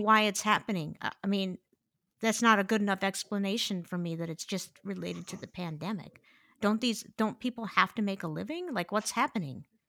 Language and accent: English; Midwest, United States; I'm a Midwesterner